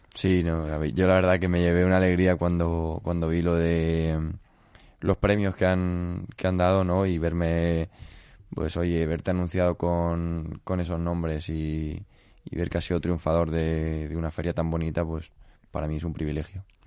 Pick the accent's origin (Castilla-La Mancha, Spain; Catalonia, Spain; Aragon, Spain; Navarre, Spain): Castilla-La Mancha, Spain; yo soy por parte de madre de Castillo de Bayuera, por parte de padre del Real de San Vicente